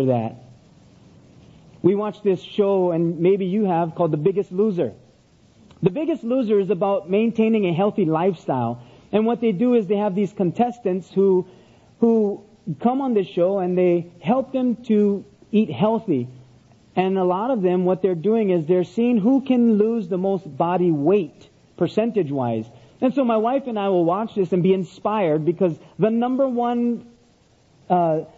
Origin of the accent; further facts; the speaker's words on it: Oahu, Hawaii, United States; now in Big Island, Hawaii, United States; I grew up on Oahu, the island of Oahu, and then moved up to the Big Island where I now live.